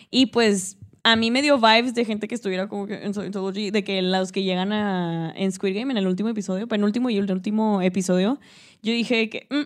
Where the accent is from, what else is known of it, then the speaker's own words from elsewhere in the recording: Mexico; porque uno como mexicano, o sea, nosotros que nos no puedo hablar